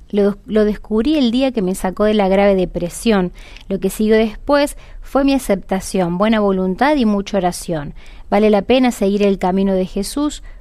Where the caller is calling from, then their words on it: San Genaro, Santa Fe, Argentina; de San Genaro, provincia de Santa Fe.